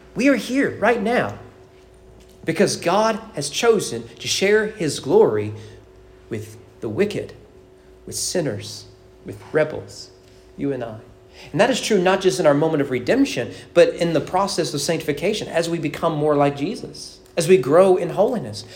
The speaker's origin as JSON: {"language": "English", "country": "United States", "said": "as an American"}